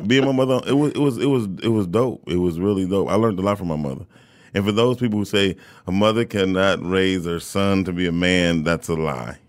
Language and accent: English; Detroit, Michigan, United States; I grew up, I grew up on Puritan all my whole entire life.